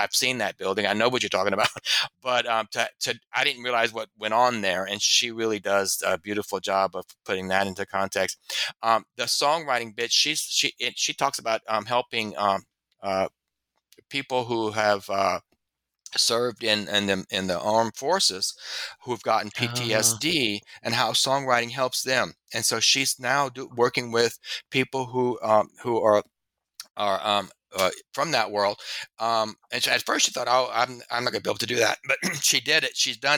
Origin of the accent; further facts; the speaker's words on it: Louisiana, United States; I'm not from Baton Rouge, but I'm from Louisiana.